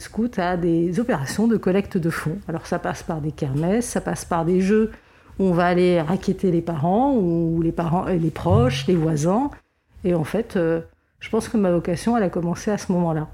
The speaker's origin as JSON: {"language": "French", "country": "Lebanon", "tie": "born or raised there", "said": "je suis née au Liban dans les années 70 et euh, comme beaucoup de Libanais, j'ai été scout"}